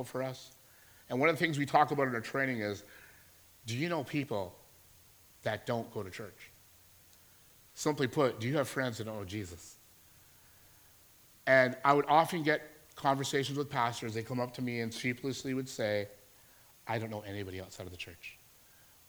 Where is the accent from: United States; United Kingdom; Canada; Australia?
Canada; Alberta; moved away as an adult; I'm from Alberta. Just moved here to work at a church.